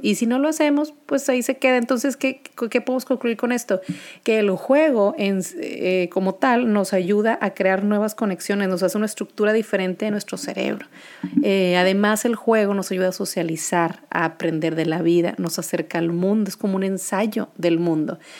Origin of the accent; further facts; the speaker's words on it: Monterrey, Nuevo León, Mexico; Soy de Monterrey, Nuevo León